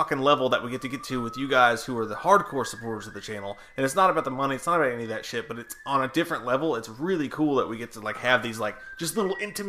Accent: Virginia Beach, Virginia, United States; I grew up in Virginia Beach and we were right next to the beach and like a naval air base

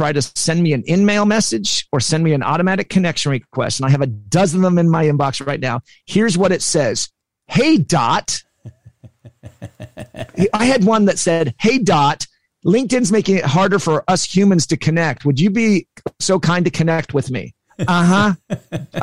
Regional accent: Olympia, Washington, United States; moved away; also born or lived in San Diego, California; I'm from Olympia, Washington. I used to live in San Diego.

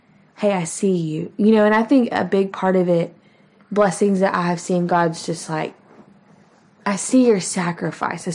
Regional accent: Texas, United States; We are from Texas, but my husband is by no means a cowboy

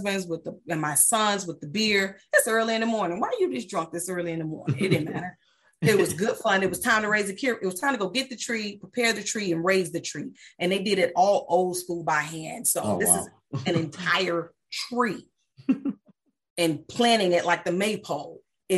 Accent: United States; moved away as an adult; also born or lived in Germany / England; I'm an American all day, every day

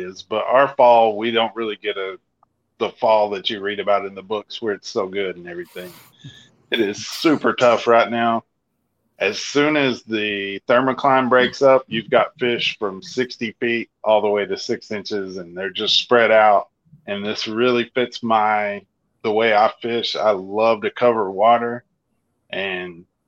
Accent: Arkansas, United States; I'm from Arkansas

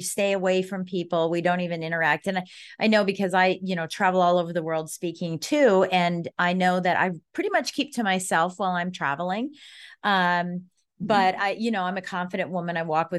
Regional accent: Colorado, United States; now in Washington, D.C., United States; I'm from Colorado originally.

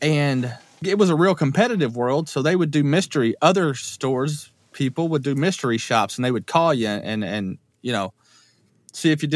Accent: Richardsville, Kentucky, United States; moved away as an adult; also born or lived in Louisville, Kentucky; I'm from Richardsville, Kentucky

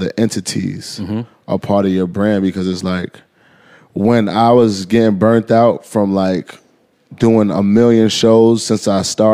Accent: New York City, New York, United States; also born or lived in New Jersey; I grew up in Harlem, and then I got rich, and I stayed in Harlem

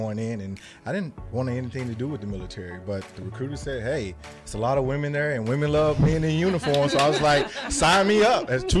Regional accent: Memphis, Tennessee, United States; moved away; I'm originally from Memphis, Tennessee.

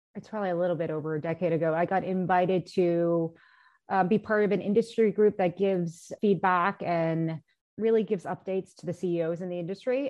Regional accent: United States; I am Asian, I am Korean American

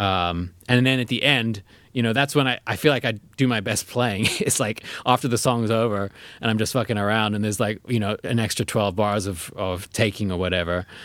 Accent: South Africa; now in United States; in South Africa where we grew up.

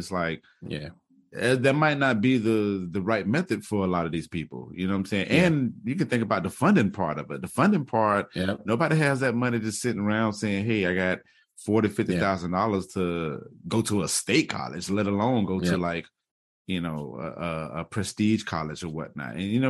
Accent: Jacksonville, Florida, United States; also born or lived in Tacoma, Washington; So I'm from the, Jacksonville, Florida. I was originally born in Tacoma, Washington, but I was only there for, you know, a spell. But home is Jacksonville, Florida. I'm a military brat.

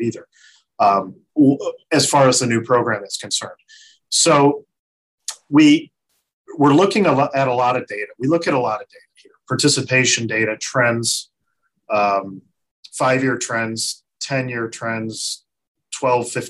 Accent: Ohio, United States; I grew up in Ohio

